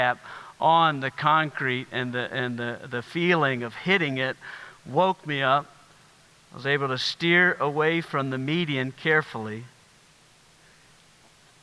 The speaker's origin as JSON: {"language": "English", "region": "South Carolina", "country": "United States", "tie": "born or raised there", "moved": "yes", "said": "I grew up in South Carolina"}